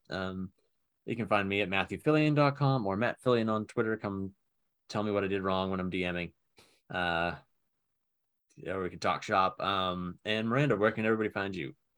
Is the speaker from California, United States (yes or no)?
no; Somerville, Massachusetts, United States; moved away; I was born in Summerville, Massachusetts